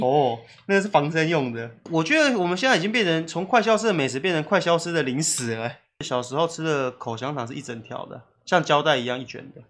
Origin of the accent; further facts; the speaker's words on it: Tainan, Taiwan; 小时候我妈很常常带我去台南的体育公园玩